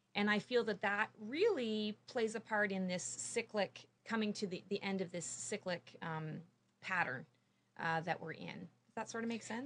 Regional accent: Canada; moved away as an adult; now in Morrisville, United States; I am a Canadian. I'm a, a, crazy Canuck, and I moved here three years ago

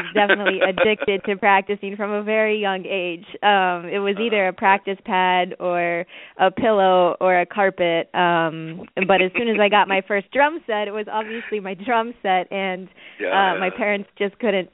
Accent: Pittsburgh, Pennsylvania, United States; now in Brooklyn, United States; I was born and raised in the Pittsburgh, Pennsylvania area.

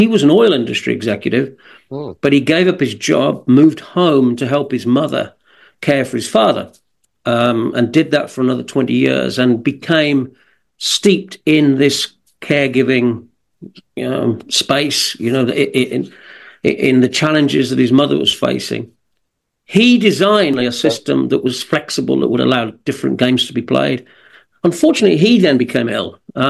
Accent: West Midlands, United Kingdom; accent: Birmingham; But I grew up kind of 20 miles and have that strong a Birmingham accent.

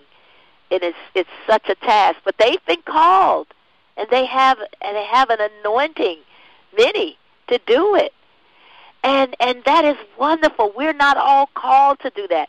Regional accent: Florida, United States; I'm in Florida

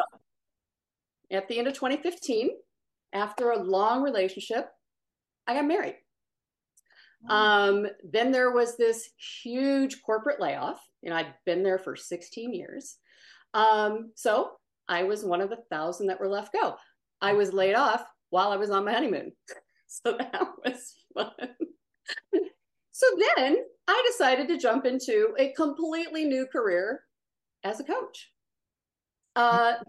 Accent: Omaha, Nebraska, United States; moved away as an adult; also born or lived in Dallas, Texas; I grew up in Omaha. I went to Dallas for school. I consider both of them my home because most of my people are in both.

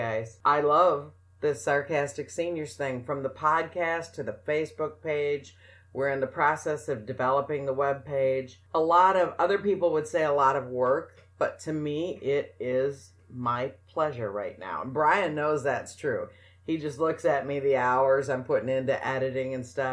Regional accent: New Mexico, United States; I grew up in New Mexico

